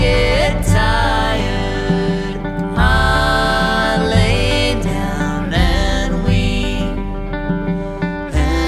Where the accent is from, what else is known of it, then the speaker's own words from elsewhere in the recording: Detroit, Michigan, United States; I'm from Detroit.